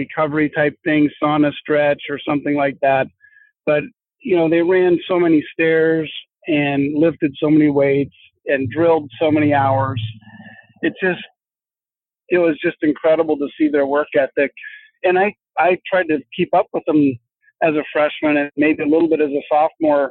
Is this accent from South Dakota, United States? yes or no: yes; South Dakota, United States; I was from South Dakota